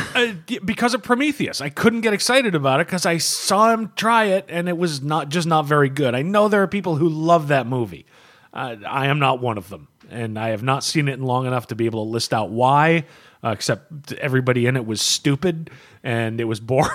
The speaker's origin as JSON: {"language": "English", "country": "United States", "said": "as an American"}